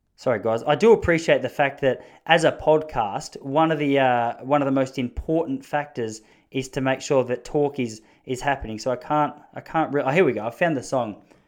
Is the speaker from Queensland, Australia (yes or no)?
no; Victoria, Australia; I've been such a passionate and proud Victorian, such a passionate Australian